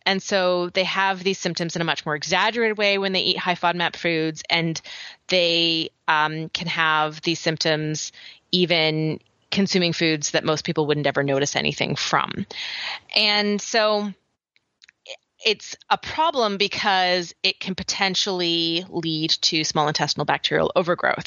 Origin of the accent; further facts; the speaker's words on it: Canada; accent: Canadian; moved away as an adult; now in United States; my Canadian accent